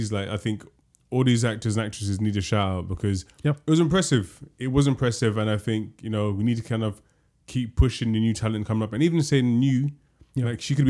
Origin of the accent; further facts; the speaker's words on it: London, United Kingdom; We grew up in London.